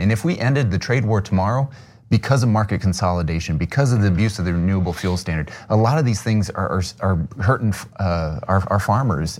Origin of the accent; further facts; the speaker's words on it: Sioux City, Iowa, United States; I grew up in Sioux City, Iowa, the largest city in the district